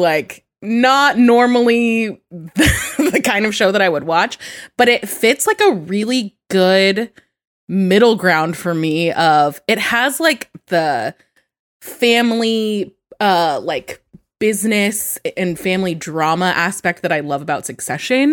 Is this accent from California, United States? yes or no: yes; Sacramento, California, United States; also born or lived in San Jose, California; I grew up in Sacramento. I went to an all-girls school